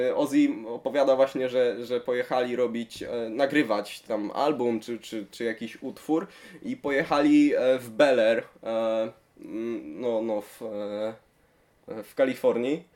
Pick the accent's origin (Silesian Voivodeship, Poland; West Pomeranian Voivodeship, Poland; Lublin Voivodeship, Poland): West Pomeranian Voivodeship, Poland; Szczecin; jestem ze Szczecina